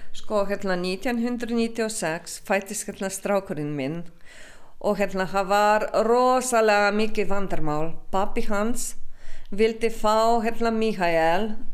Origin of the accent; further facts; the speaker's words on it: Slovenia; Icelandic is a second language; now in Iceland; ég er ekki Íslendingur ég er alltaf frá og verður alltaf frá Slovenju